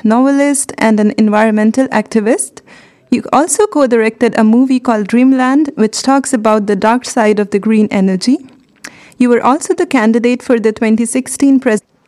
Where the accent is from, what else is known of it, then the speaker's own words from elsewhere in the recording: India; moved away as an adult; So, I come from India